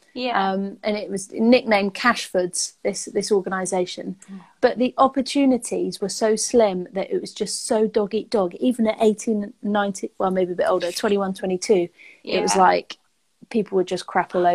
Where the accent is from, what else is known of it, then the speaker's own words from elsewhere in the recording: Taunton, South West England, United Kingdom; also born or lived in Bristol; now in Bournemouth, United Kingdom; I grew up in Taunton, that area, Somerset